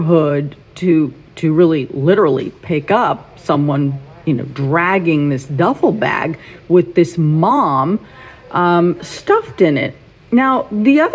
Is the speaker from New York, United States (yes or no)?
yes; New York City, New York, United States; I grew up in Forest Hills